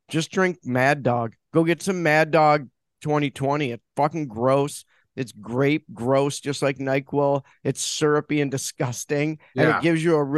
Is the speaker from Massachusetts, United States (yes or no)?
no; Detroit, Michigan, United States; I'm like from the Detroit area